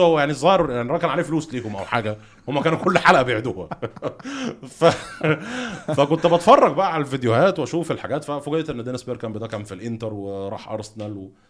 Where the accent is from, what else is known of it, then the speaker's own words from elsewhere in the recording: Egypt; احنا مثلا صحينا كلنا كمصريين ال 110 مليون